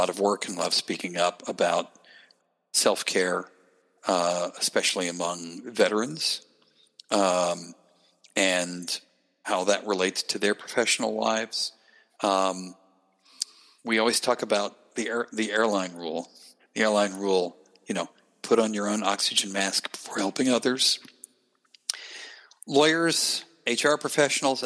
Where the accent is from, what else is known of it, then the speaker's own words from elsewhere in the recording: Gainesville, Georgia, United States; moved away; I grew up in Gainesville, Georgia